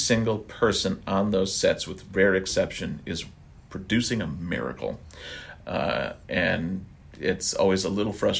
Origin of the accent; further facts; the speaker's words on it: Wisconsin, United States; now in California, United States; I'm from Wisconsin